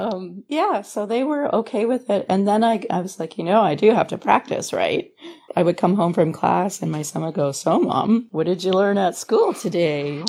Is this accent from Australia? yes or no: no; Thunder Bay, Ontario, Canada; moved away as an adult; also born or lived in Wyoming, Ontario / Sarnia / St. Catharines; now in California, United States; I'm from a little tiny town called Wyoming, and I grew up sort of like my childhood in Thunder Bay, remote